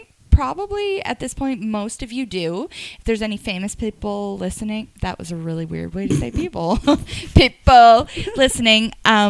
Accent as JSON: {"language": "English", "area": "Moncton area", "region": "New Brunswick", "country": "Canada", "also_born_or_lived": "Salisbury, New Brunswick"}